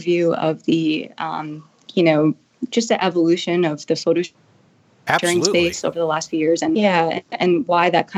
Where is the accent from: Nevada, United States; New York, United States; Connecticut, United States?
New York, United States; Long Island; I was actually born and raised in Long Island, New York